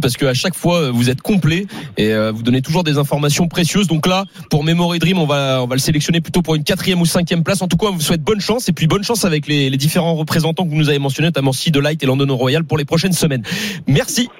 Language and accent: French; Rouen area, Normandy, France; moved away; quand je rentre chez moi dans le Rouennais